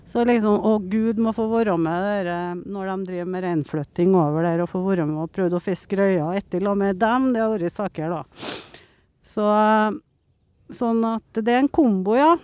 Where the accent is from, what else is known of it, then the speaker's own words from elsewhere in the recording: Steinkjer, Trøndelag, Norway; moved away; also born or lived in Troms; jeg er født på Steinkjer.